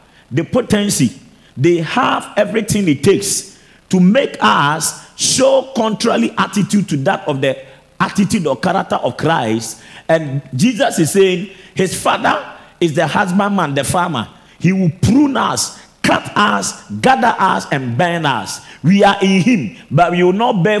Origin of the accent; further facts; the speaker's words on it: Ghana